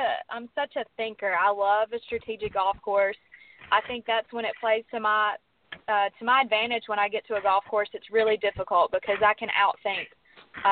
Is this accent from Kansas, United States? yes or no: no; Mississippi, United States; accent: southern; I'm from Mississippi